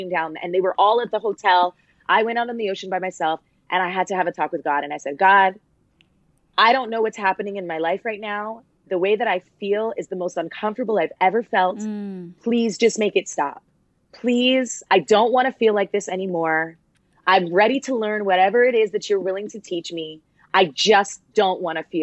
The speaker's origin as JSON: {"language": "English", "town": "Toronto", "region": "Ontario", "country": "Canada", "said": "I'm from Toronto. I'm a child of immigrants."}